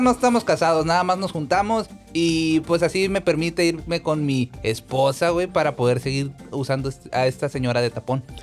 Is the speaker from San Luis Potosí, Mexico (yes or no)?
no; Oaxaca, Mexico; Yo de repente, como le digo, yo soy de Oaxaca, y entonces allá lo que hacíamos era eh, pues una tradición azteca